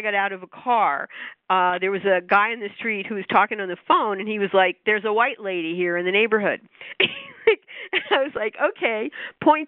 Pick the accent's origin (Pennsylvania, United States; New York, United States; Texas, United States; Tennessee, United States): New York, United States; being a New Yorker